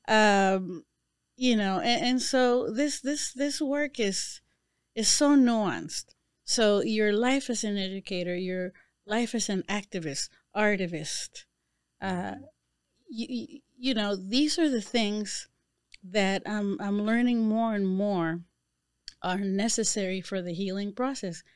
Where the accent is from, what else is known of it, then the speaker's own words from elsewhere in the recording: Panama; moved away; I am a woman from Panama.